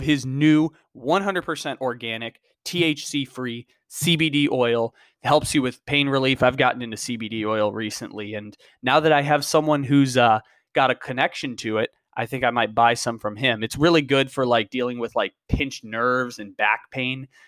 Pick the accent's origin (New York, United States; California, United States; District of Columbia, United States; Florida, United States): California, United States; San Diego; I grew up in San Diego